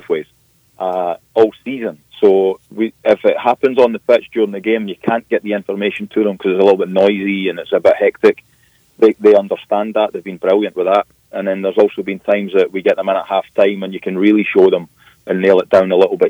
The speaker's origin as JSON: {"language": "English", "region": "Scotland", "country": "United Kingdom", "moved": "yes", "lives_now": "Memphis, United States", "said": "I'm also Scottish"}